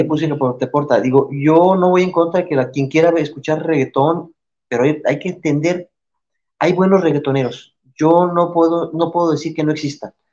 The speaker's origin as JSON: {"language": "Spanish", "country": "Mexico", "said": "yo mucha honra digo, soy mexicano"}